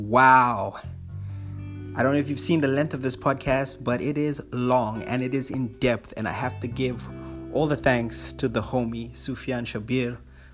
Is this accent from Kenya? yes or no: no; Papua New Guinea; also born or lived in Fiji; And like my childhood was crazy because I grew up in Papua New Guinea for about 6 years.